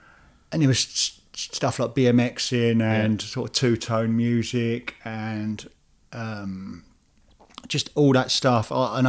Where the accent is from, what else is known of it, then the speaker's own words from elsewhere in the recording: Paddock Wood, South East England, United Kingdom; also born or lived in South East London; I'm from a little town in Kent called Paddock Wood.